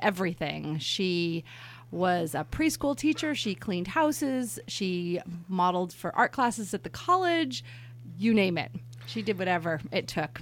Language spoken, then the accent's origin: English; New York City, New York, United States; also born or lived in San Francisco; now in Napa, United States; I was born in New York City